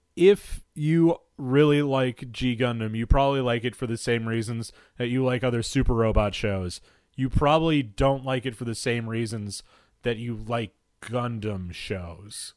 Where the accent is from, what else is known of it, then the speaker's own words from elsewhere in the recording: United States; as an American citizen mm-hmm. and growing up in the shadow of 9 11